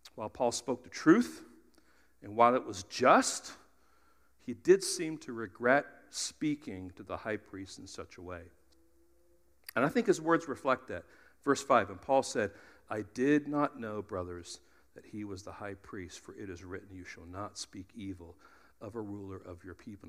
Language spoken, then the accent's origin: English; United States; we're Americans